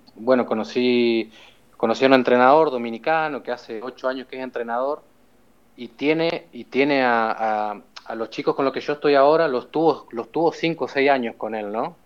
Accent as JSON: {"language": "Spanish", "country": "Argentina", "moved": "yes", "lives_now": "Barcelona, Spain", "said": "Yo como argentino"}